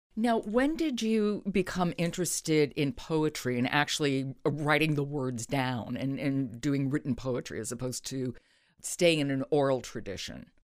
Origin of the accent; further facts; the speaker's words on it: New York, United States; I'm from New York, another place that you really do get made fun of a lot